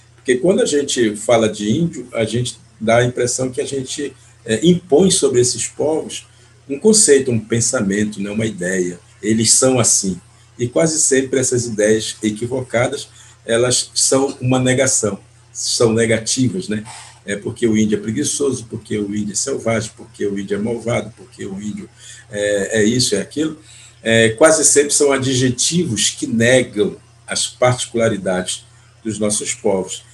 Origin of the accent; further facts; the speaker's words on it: Brazil; moved away; Eu pertenço ao povo Munduruku, faço parte desse povo onde eu nasci é, e, e vivi a minha primeira infância diretamente dentro de uma aldeia